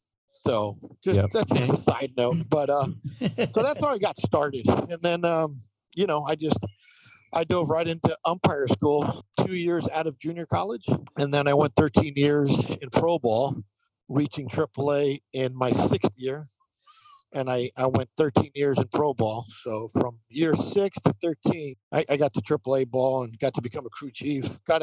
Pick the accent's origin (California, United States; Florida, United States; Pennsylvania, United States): California, United States; Santa Monica; I grew up in Santa Monica, California, which is west side of Los Angeles. And when you grow up six blocks from the ocean, across the street from your little league field, you're pretty active.